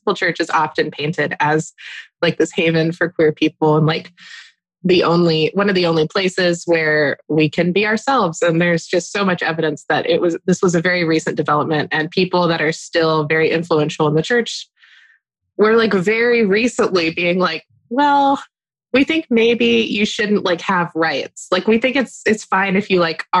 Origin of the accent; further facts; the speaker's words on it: Keller, Texas, United States; the Chili's in Keller, Texas, because that's my hometown, although it's not where I live currently